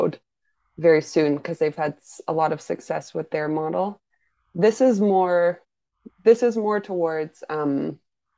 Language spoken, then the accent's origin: English; United Kingdom; myself as a British person